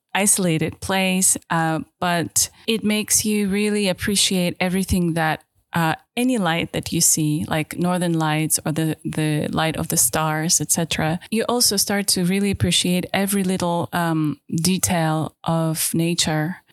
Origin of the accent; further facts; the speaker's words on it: Tiksi, Sakha Republic, Russia; English is a second language; now in London, United Kingdom; I am from Siberia originally. Now I live in London.